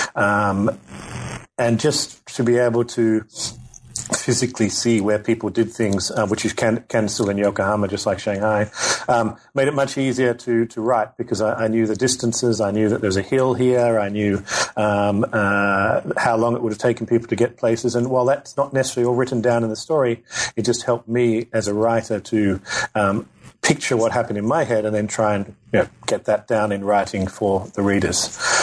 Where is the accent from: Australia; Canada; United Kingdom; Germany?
Australia; also born or lived in Kobe, Japan; I'm from Australia. Uh, when I was in high school, uh, they started offering Japanese.